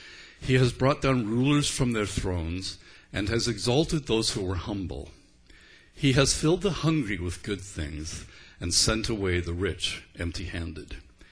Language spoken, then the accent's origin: English; Belfast, Northern Ireland, United Kingdom; And he was from Glasgow, and I was from Belfast.